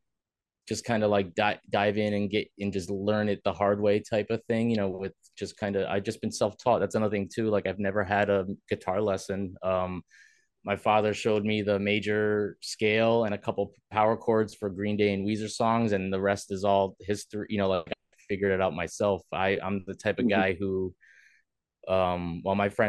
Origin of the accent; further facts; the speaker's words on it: Milford, Connecticut, United States; I grew up in Milford, Connecticut